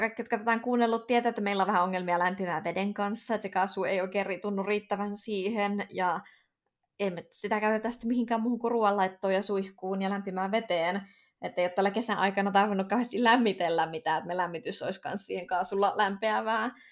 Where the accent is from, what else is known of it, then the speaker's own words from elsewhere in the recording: Finland; moved away as an adult; mä tuun Suomesta